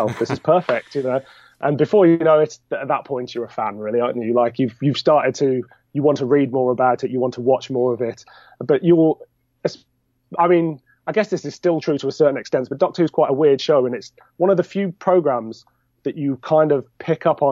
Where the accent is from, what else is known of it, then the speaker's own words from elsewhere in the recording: Birmingham, West Midlands, United Kingdom; I'm from Birmingham